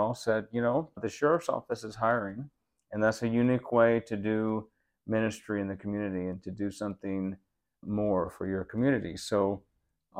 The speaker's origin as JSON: {"language": "English", "region": "Florida", "country": "United States", "tie": "born or raised there", "moved": "yes", "lives_now": "Santa Fe, United States", "said": "I grew up in Florida with my family there"}